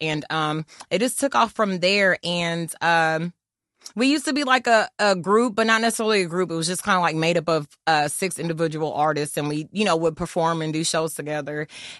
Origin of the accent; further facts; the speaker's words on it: Germany; growing up in Germany, when I used to listen to … and mm-hmm. … and …, ….